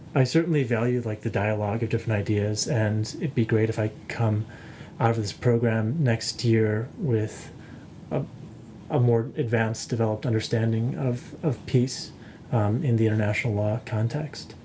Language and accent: English; United States; I'm from the United States.